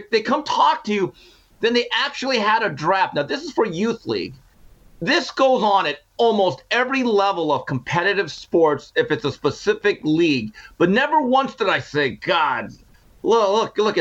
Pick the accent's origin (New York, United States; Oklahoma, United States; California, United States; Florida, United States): California, United States; Valencia; also born or lived in Montebello, California; I was growing up in Valencia, California, Santa Clarita Valley, before I moved to Montebello